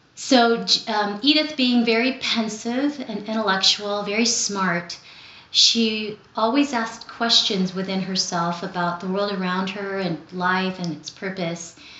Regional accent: Los Angeles, California, United States; also born or lived in Philippines; I grew up here in Southern California. I was born in the Philippines and came here to Los Angeles when I was seven. So, I was essentially raised here in the City of the Angels

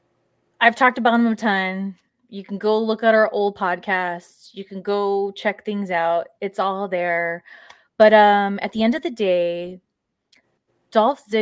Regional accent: Southern California, United States; I grew up in SoCal

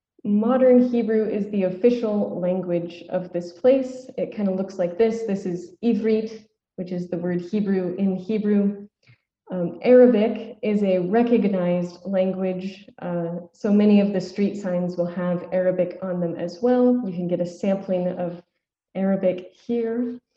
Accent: Nebraska, United States; moved away as an adult; also born or lived in Hillsdale, Michigan / Roswell, New Mexico; now in Jerusalem; growing up in Nebraska and then making my way to a small college in Hillsdale, Michigan.

